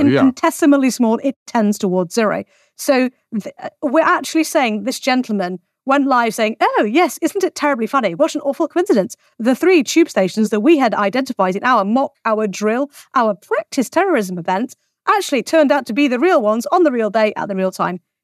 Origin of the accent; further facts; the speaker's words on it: England, United Kingdom; I'm English